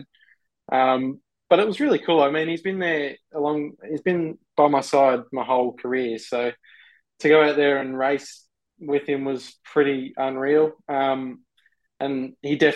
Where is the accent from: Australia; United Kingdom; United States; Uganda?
Australia; being an Australian race car driver